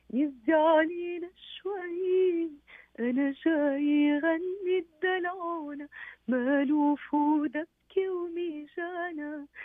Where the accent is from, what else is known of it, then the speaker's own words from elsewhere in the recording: Syria; أنا أنا سوري